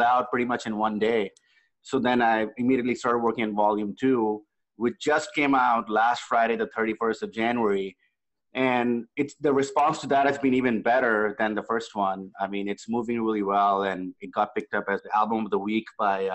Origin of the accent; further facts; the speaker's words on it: India; now in Los Angeles, United States; I grew up in India